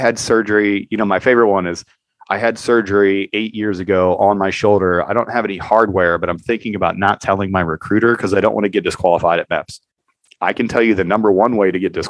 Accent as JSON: {"language": "English", "country": "United States", "said": "I'm an American"}